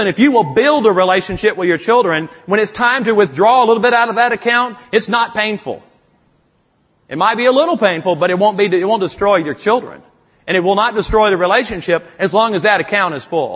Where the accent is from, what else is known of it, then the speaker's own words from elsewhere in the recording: Louisiana, United States; I'm from Louisiana